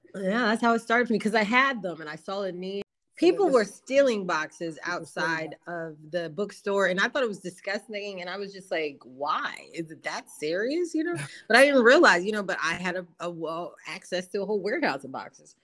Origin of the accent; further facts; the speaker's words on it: New Jersey, United States; I am from New Jersey, originally from South Jersey. Um, I grew up in a moving and storage business